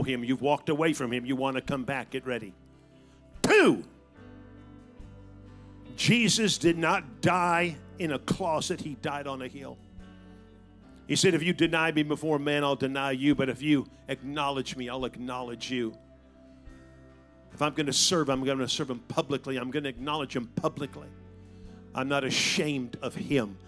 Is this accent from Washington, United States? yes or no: no; San Francisco Bay Area, Northern California, United States; I was raised in Northern California in the San Francisco Bay Area